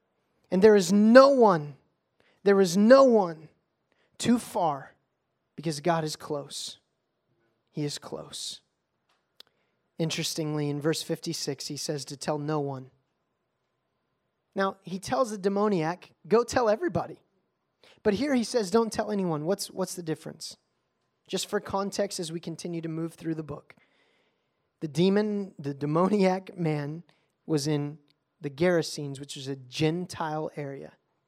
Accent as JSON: {"language": "English", "town": "Bossier City", "region": "Louisiana", "country": "United States", "tie": "born there", "said": "I was born on Barksdale Air Force Base in Bossier, Louisiana."}